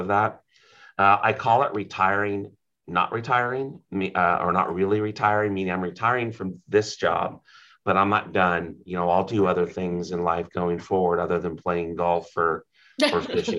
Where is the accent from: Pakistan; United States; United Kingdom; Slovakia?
United States; Humboldt County, California; I was born and raised in Humboldt County.